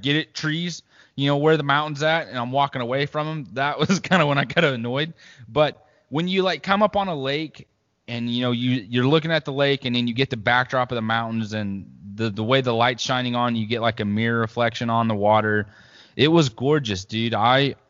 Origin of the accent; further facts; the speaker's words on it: Missouri, United States; also born or lived in Idaho / Arizona; I was born in Idaho and then moved to Arizona and then moved literally to the middle of nowhere in Missouri, just farmland of a village of 700 people. Graduating high school class was 39